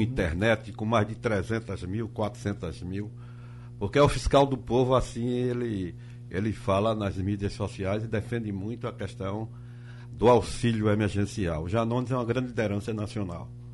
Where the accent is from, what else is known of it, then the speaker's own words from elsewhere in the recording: Quiriá, Pernambuco, Brazil; eu, como sou nascido em Quiriá, ah, tenho mais de 50 anos morando lá